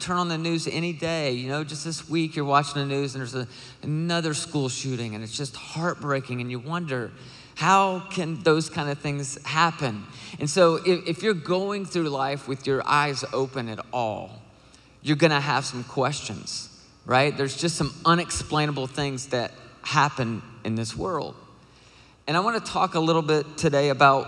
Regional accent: Nashville, Tennessee, United States; I am from Nashville, Tennessee.

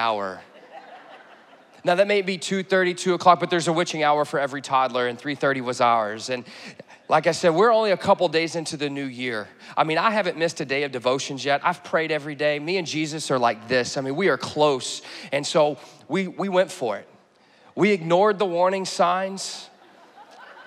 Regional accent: Texas, United States; moved away; I'm from Texas

